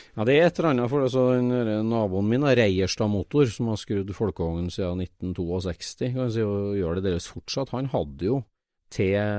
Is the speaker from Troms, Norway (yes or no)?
no; Trøndelag, Norway; for meg som trønder